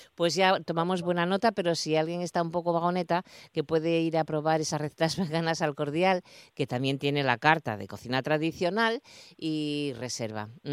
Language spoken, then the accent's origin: Spanish; Asturias, Spain; somos muchos los asturianos